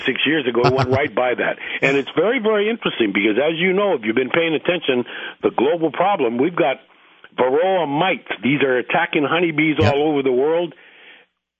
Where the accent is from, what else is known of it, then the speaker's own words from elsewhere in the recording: Hawaii, United States; also born or lived in Alaska / Australia / New Zealand / New York; I'm from Hawaii, and I'm here to stay now